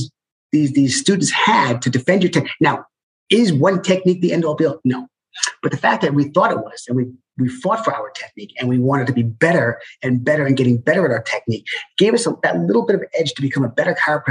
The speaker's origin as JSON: {"language": "English", "region": "New York", "country": "United States", "moved": "yes", "said": "I'm from New York"}